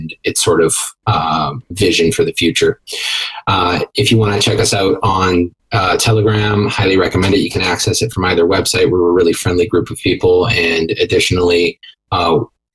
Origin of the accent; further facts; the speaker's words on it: Canada; me being Canadian